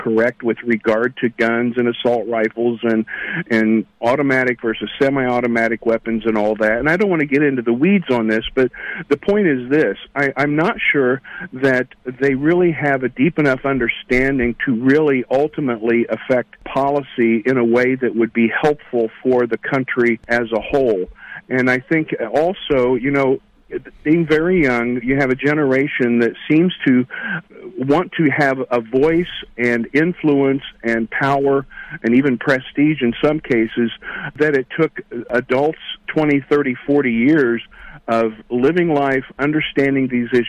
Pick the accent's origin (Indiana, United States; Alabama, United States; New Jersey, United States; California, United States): Indiana, United States; South Central; I grew up here in the Midwest in South Central Indiana